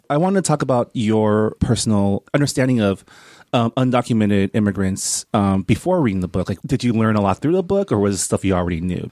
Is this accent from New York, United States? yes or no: no; San Gabriel Valley, California, United States; also born or lived in Canada; I grew up in in Enclave, I grew up in the San Gabriel Valley